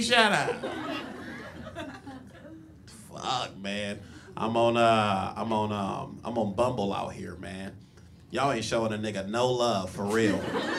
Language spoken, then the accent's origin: English; Compton, California, United States; Yeah, I'm from Compton, man. If you guys don't know what Compton is, the Hunger Games called it District 12.